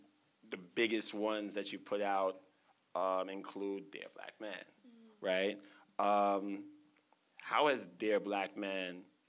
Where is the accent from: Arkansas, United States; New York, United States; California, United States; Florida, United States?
New York, United States; I'm from Brooklyn